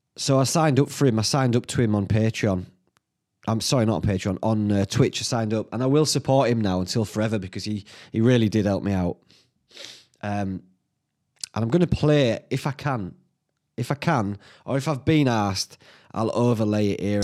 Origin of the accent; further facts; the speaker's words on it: Whitby, Yorkshire and the Humber, United Kingdom; my hometown